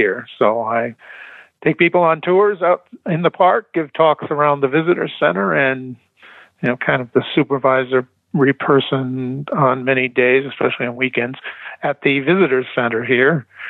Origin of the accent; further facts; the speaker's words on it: Midwest, United States; also born or lived in New England; now in Arizona, United States; I'm from the Midwest, and I came here. I worked in New England for a long time before I came out here.